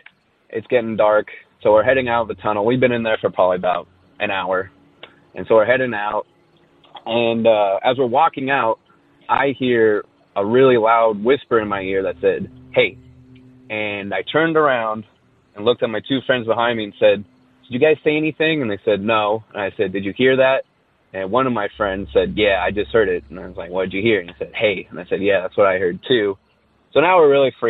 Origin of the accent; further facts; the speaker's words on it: Orange County, California, United States; I'm from Orange County, California